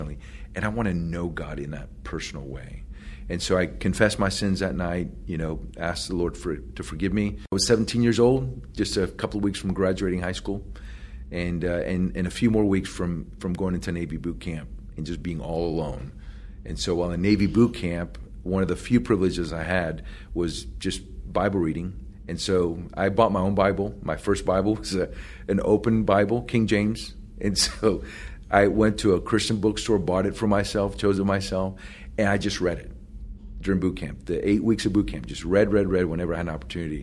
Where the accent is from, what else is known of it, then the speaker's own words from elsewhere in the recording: Puerto Rico; English is a second language; moved away; also born or lived in Florida; I was born in Puerto Rico, grew up in a Catholic family, went to Catholic school